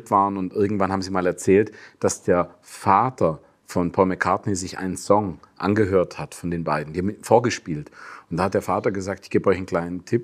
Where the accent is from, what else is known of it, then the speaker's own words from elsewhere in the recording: Germany; als Deutscher